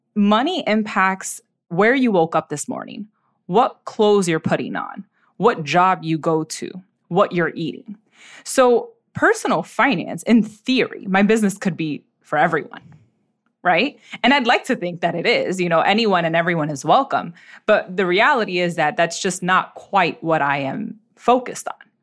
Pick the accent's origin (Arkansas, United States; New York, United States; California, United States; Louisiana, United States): New York, United States; New York City; I was born and raised in the Bronx, uh, New York City